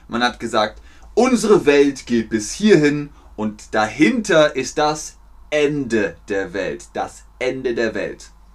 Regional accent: Bavaria, Germany; Ich komme aus Bayern, aus dem Süden von Deutschland

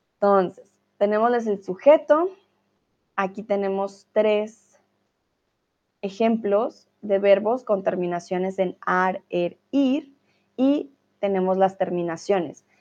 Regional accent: Colombia; now in Germany; Soy de Colombia, estoy viviendo en Alemania

